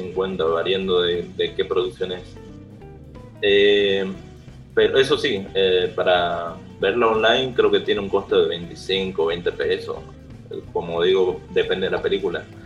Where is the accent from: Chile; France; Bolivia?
Bolivia; somos de Bolivia